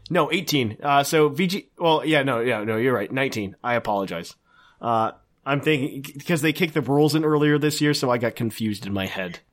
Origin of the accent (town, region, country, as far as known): Indiana, United States; now in Ohio, United States